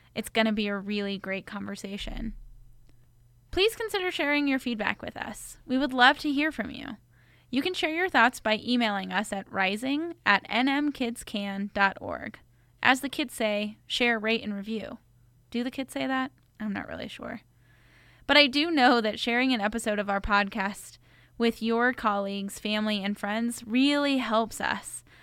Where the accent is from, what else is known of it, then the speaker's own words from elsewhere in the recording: Corrales, New Mexico, United States; I grew up in Corrales